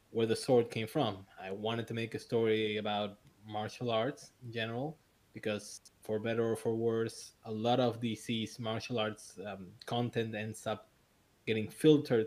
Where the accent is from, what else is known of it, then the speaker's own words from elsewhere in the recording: Buenos Aires, Argentina; I'm from Buenos Aires, Argentina